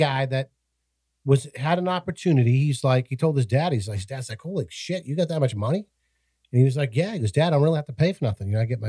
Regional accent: Massachusetts, United States; moved away; the state that I grew up in Massachusetts

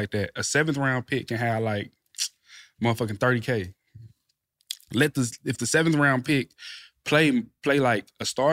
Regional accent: Texas, United States; moved away as an adult; now in Indianapolis, United States; I'm from Texas.

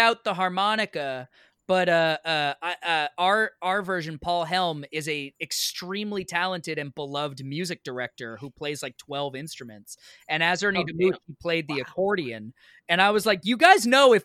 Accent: Maine, United States; now in New York, United States; I'm a Maine boy. So like, I'm a New Englander through and through

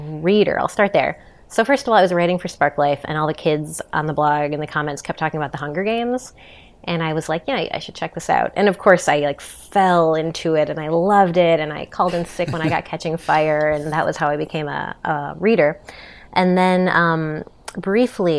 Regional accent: Chicago, Illinois, United States; moved away as an adult; now in New York, United States; as a Chicagoan

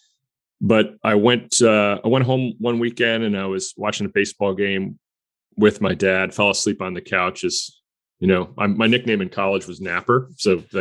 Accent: Stamford, Connecticut, United States; my hometown of Stamford, Connecticut

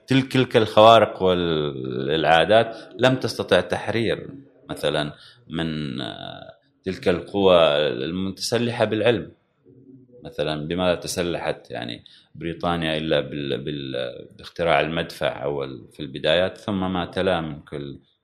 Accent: Oman; شهدت طبعا وصول الكهرباء حتى الى الى بلدتي على الاقل وان كانت يعني انا لما ولدت كانت موجوده في العاصمه

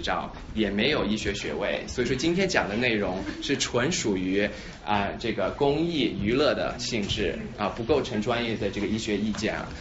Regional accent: Shanghai, China; moved away as an adult; also born or lived in Sichuan / St. Louis, United States; now in Philadelphia, United States; 我的背景是我是在四川出生，然后上海长大，然后十八岁的时候来这个，呃，在来美国从本科开始读的

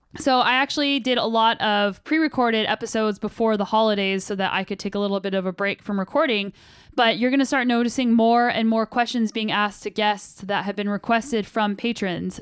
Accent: New Mexico, United States; moved away; I'm originally from New Mexico and my parents still live there.

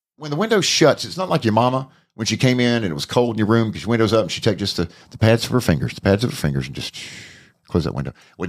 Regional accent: North Carolina, United States; now in Gainesville, United States; Now I'm from North Carolina. I'm about an hour from High Point.

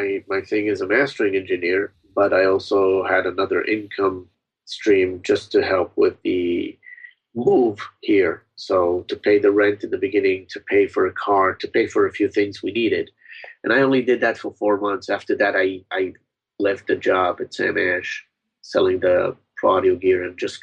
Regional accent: Israel; now in United States; I came from Israel, the music that we had in Israel was basically imported music

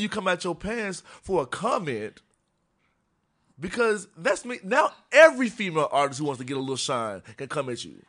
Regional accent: Memphis, Tennessee, United States; moved away as an adult; now in Chicago, United States; I'm from Tennessee. I grew up in Memphis

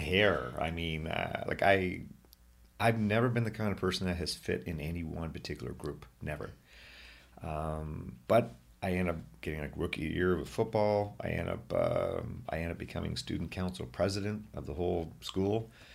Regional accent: Brockville, Ontario, Canada; moved away as an adult; now in Ottawa, Canada; I am very proud to be from Brockville, although I love my home here in Ottawa, too

